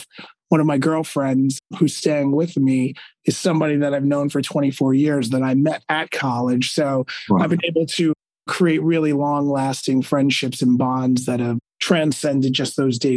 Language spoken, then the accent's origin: English; Uniondale, New York, United States; also born or lived in Virginia / Midtown East, New York City / Athens, New York; So I am born and raised on Long Island, New York, in a small town called Uniondale